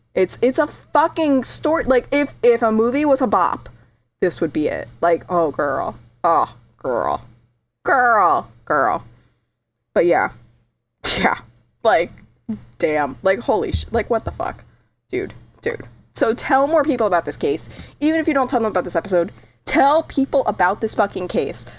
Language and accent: English; New England, United States; I grew up in New England